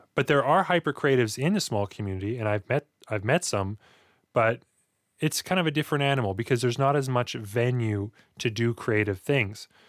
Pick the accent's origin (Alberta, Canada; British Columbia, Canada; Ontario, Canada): Alberta, Canada; Hinton; also born or lived in Edson; that's where I spent most of my childhood growing up in Hinton.